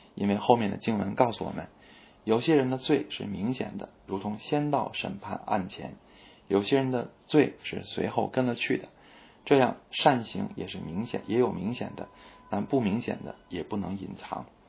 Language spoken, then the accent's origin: Chinese; China; 我们中国人深受为尊者讳和家丑不可外扬这些传统文化的影响